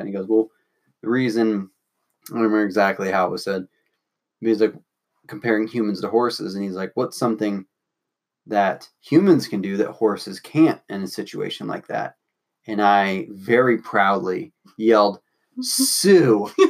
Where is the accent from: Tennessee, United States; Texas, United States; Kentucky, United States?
Kentucky, United States; Louisville; I grew up in Louisville.